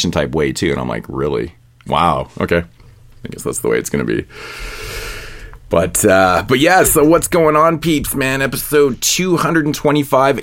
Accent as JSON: {"language": "English", "country": "Canada", "said": "the Canuck"}